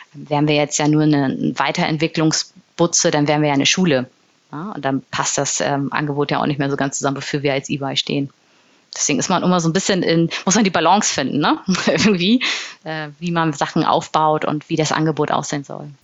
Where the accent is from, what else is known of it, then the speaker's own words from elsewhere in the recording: Bremen, Germany; also born or lived in Berlin / Hamburg; now in Munich, Germany; Ich bin in Bremen geboren und nach Berlin und Hamburg jetzt in München wohnhaft.